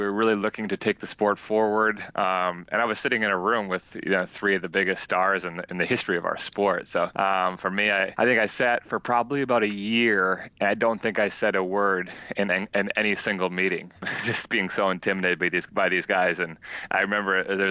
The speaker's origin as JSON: {"language": "English", "region": "Minnesota", "country": "United States", "tie": "born or raised there", "also_born_or_lived": "France", "moved": "as an adult", "said": "I grew up in Minnesota"}